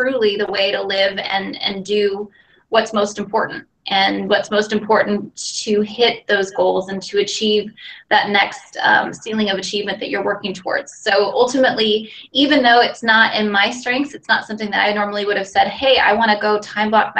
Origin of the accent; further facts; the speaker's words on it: Pacific Northwest, United States; moved away as an adult; also born or lived in Arizona; Grew up in the Pacific Northwest. So I am currently back in Seattle. Moved to Arizona about 14 years ago.